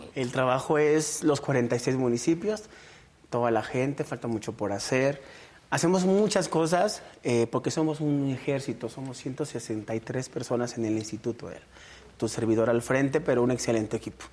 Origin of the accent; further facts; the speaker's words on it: Guanajuato, Mexico; yo soy originario aquí de Guanajuato, pero orundio de una comunidad rural, de un ranchito chiquito, chiquito de San Diego, otro municipio de aquí de León